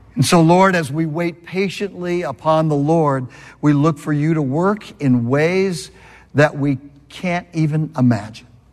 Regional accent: California, United States; moved away; I'm from California

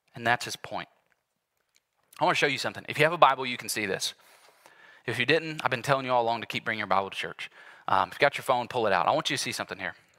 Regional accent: United States; here as American Christians

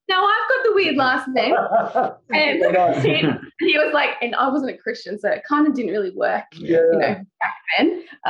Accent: Newcastle, New South Wales, Australia; moved away as an adult; now in Sri Lanka; Lived in Newcastle my whole life until we went to Sri Lanka 2 years ago.

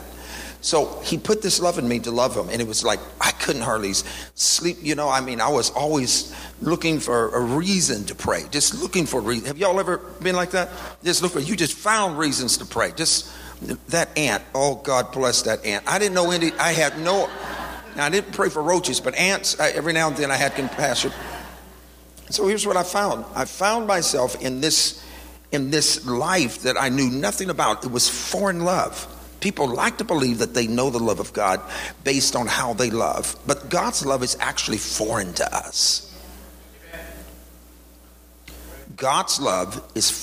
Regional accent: the South, United States; I was born in the South

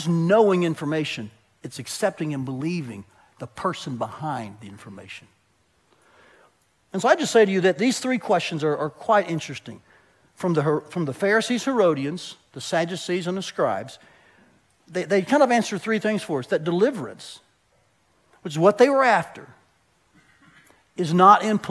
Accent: Tennessee, United States; I grew up in Tennessee

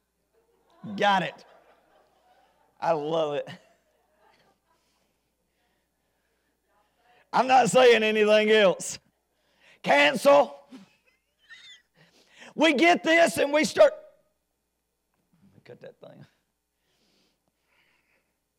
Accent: United States; As an American citizen

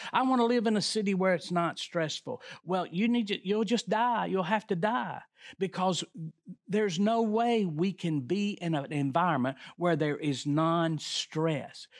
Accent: the South, United States; We're from the South

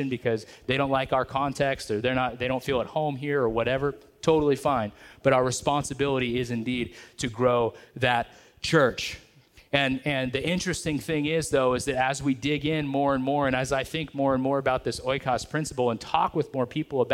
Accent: Merced, California, United States; I grew up in the Merced area

